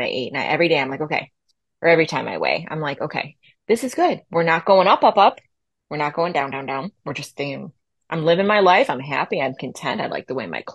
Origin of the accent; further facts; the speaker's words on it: Buffalo, New York, United States; from Buffalo